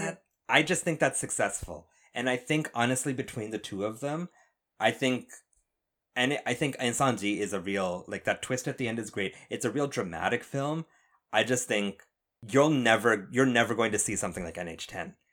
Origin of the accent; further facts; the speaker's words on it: Canada; I'm Canadian